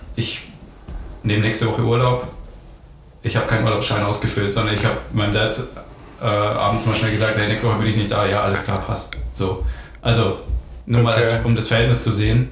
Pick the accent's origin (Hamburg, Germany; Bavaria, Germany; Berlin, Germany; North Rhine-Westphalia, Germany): Bavaria, Germany; Ingolstadt; geboren in Ingolstadt, aufgewachsen in Ingolstadt